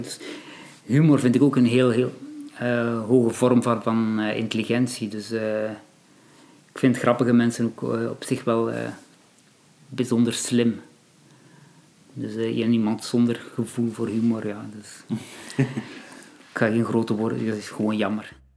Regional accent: Belgium; ik zelf als Belg ehm, van Marokkaanse origine

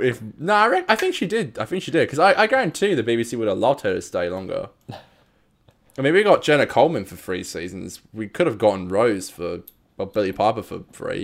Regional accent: Australia; we are from around down under

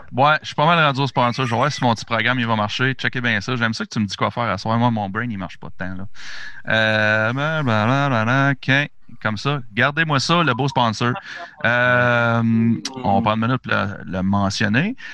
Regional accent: Gatineau, Quebec, Canada; nous autres, on est de Gatineau

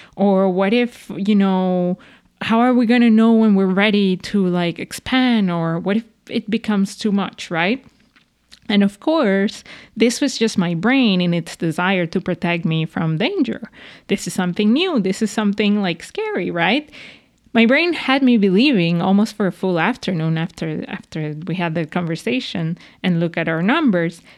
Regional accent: Venezuela; moved away; I grew up in Venezuela

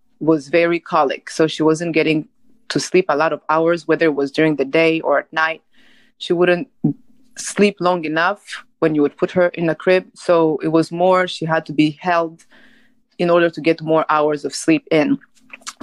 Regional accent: Rwanda; now in United States; I'm originally from Rwanda and I live in the United States

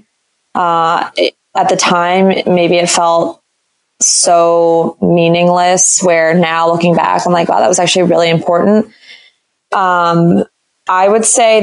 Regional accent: D.C., Maryland suburbs of Washington, United States; I moved home to my parents in the Maryland suburbs of Washington, D.C.

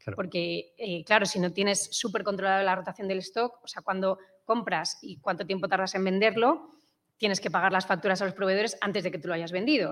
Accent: Madrid, Community of Madrid, Spain; also born or lived in England; soy, de Madrid

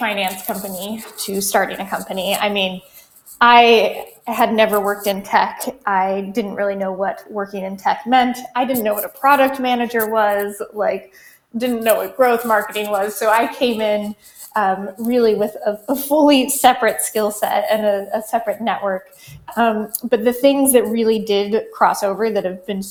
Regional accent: Colorado, United States; I grew up in Colorado

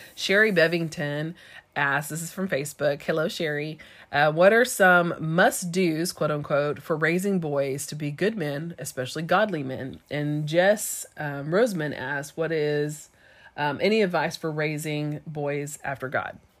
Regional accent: East Texas, United States; my hometown is the same town where our junior college was

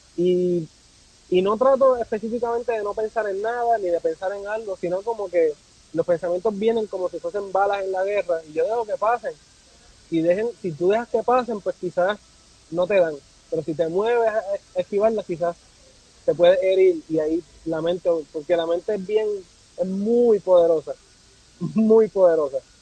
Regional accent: Puerto Rico; also born or lived in Pennsylvania; now in Washington, United States; yo nací en Puerto Rico

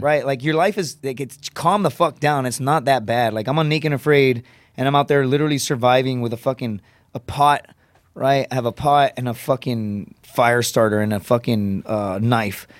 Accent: Laredo, Texas, United States; born or raised there; moved away

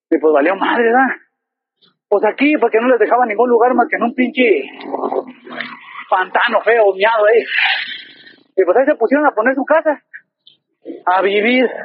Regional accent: Guadalajara metropolitan area, Jalisco, Mexico; Pero nosotros estamos pegados en Guadalajara. Nosotros somos, ya somos colonia de la zona metropolitana de Guadalajara. Ya somos

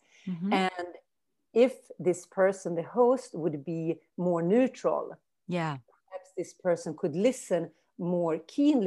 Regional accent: Umeå, Västerbotten County, Sweden; English is a second language; moved away as an adult; also born or lived in New Orleans, United States / California, United States / Brazil / Germany; Umeå is my hometown where I live now

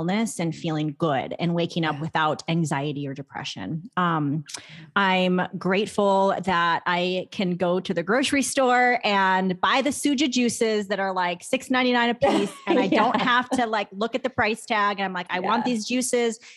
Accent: Arizona, United States; I'm from Arizona

